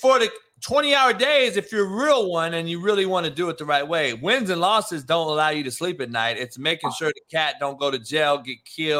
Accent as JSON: {"language": "English", "town": "Compton", "region": "California", "country": "United States", "tie": "born or raised there", "said": "I grew up in Compton"}